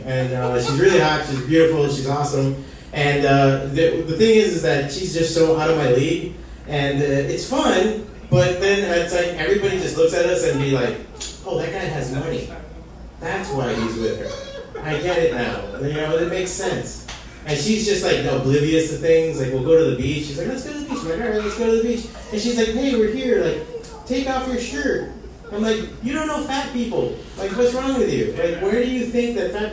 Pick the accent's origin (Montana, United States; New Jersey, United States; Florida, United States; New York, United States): Florida, United States; Hialeah; I'm from Hialeah